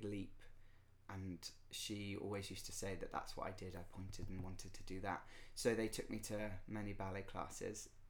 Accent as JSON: {"language": "English", "town": "West Wittering", "region": "South East England", "country": "United Kingdom", "tie": "born or raised there", "also_born_or_lived": "London", "said": "I am from West Wittering in West Essex"}